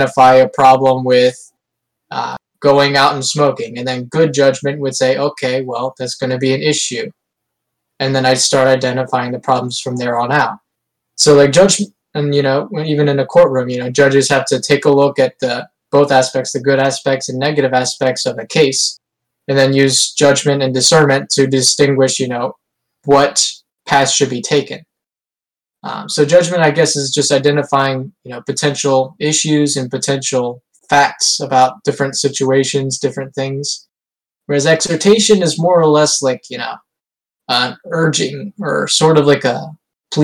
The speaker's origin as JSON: {"language": "English", "country": "United States", "said": "I'm from the United States of America."}